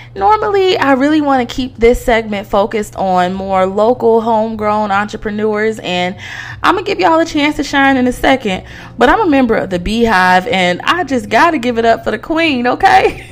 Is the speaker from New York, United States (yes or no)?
no; Detroit, Michigan, United States; moved away; my hometown of Detroit, Michigan